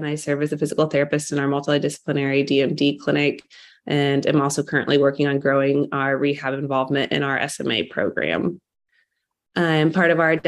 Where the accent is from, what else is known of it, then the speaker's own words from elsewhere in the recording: Atlanta, Georgia, United States; moved away as an adult; also born or lived in Birmingham, Alabama; now in Nashville, United States; I grew up in the Atlanta area